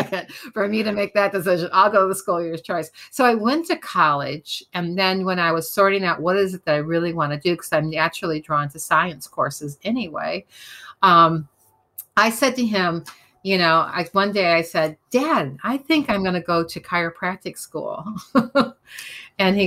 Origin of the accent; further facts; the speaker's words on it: Midwest, United States; moved away; I am from the Midwest